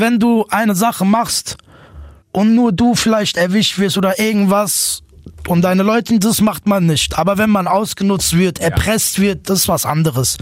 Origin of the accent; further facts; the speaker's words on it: Offenbach am Main, Hesse, Germany; Ich bin geboren in Offenbach. Ich lebe immer noch da, immer noch in derselben Siedlung